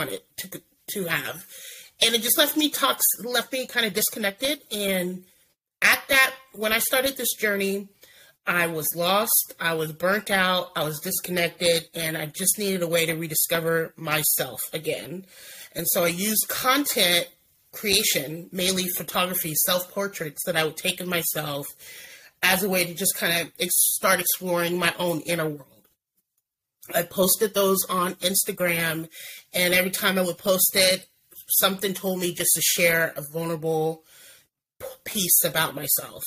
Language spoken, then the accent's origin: English; Oregon, United States; I born and raised in Oregon, currently live in Oregon.